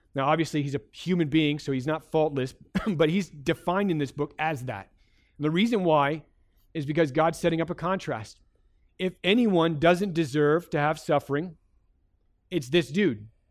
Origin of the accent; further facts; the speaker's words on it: United States; as an American